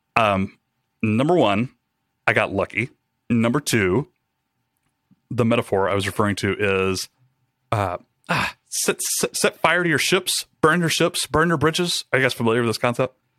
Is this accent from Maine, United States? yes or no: no; Rome, Georgia, United States; moved away as an adult; also born or lived in Atlanta, Georgia; I took a job with a startup back in my hometown, uh, Rome, Georgia